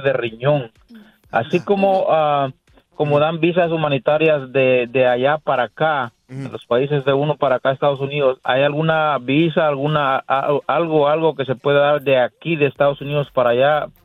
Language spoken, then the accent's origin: Spanish; Guatemala; now in United States; somos de Guatemala